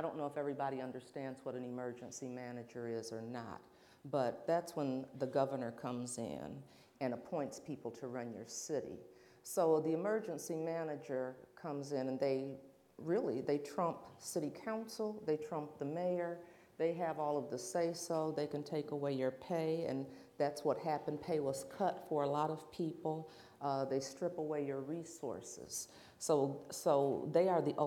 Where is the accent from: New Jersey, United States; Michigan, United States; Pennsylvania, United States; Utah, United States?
Michigan, United States; Flint; growing up in Flint, Michigan, we were Buick City